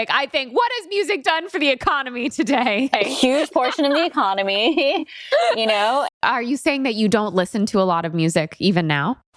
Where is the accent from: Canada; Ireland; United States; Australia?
United States; New York City, New York; Yeah, I was raised